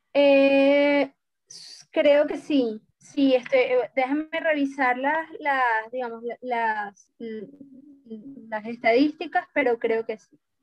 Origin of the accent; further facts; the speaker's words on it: Venezuela; como venezolanos y como integrantes eh, de Sudamérica